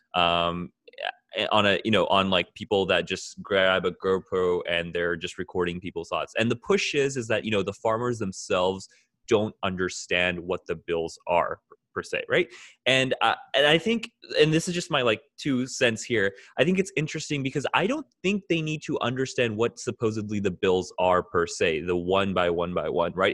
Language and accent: English; Alabama, United States; accent: American; also born or lived in Haryana; I also grew up in the West, not necessarily Toronto, but uh, a small town in Alabama.